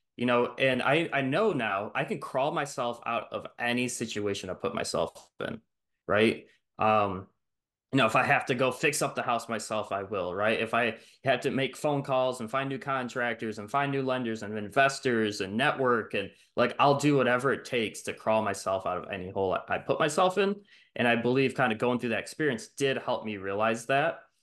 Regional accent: Detroit, Michigan, United States; moved away; I'm from Michigan, Metro Detroit, and, um, I was born there

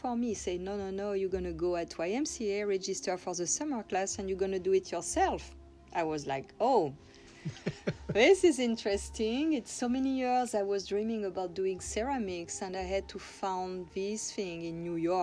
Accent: Corsica, France; moved away; I come from Corsica, that is an island south of France, and where when I was little girl, I had a beach for myself

